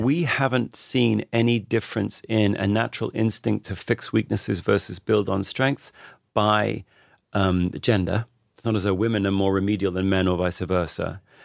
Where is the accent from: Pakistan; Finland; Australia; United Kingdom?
United Kingdom; Radlett, East of England; I grew up just outside London, a little town called Radlett, which is about twenty minutes outside London.